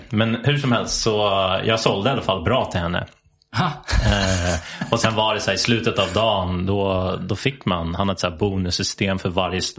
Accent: Sweden; born or raised there

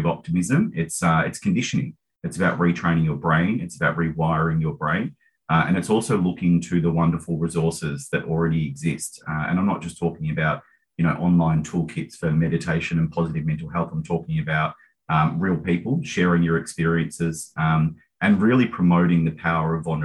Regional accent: Mornington Peninsula, Victoria, Australia; I grew up in Housing Commission down on the Mornington Peninsula

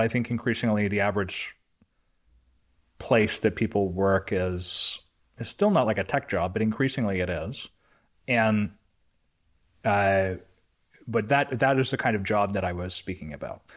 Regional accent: Canada; I'm Canadian

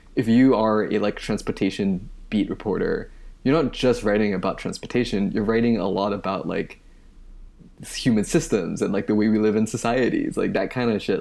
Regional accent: Malaysia; moved away as an adult; now in United States; I moved to the United States from Malaysia in two thousand eight for college. Um, and where I grew up, there isn't this tradition of public radio

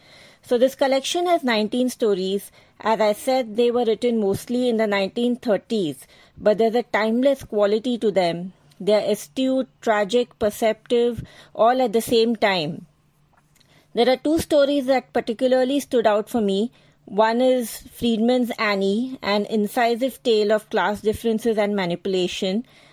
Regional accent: Mumbai, Maharashtra, India; from Mumbai, India. I am an avid reader.

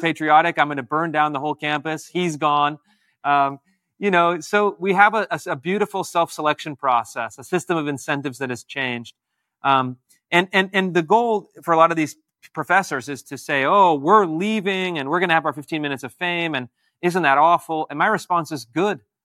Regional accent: Washington, United States; also born or lived in California; my home state of Washington State and my, my birth state, California

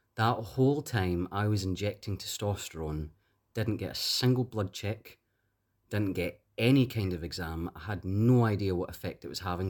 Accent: Glasgow, Scotland, United Kingdom; I'm from Glasgow.

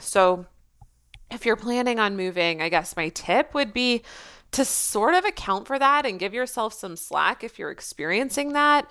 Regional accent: Canada; first language English; also born or lived in Australia / Quebec; now in Wakefield, Canada; I am still Canadian

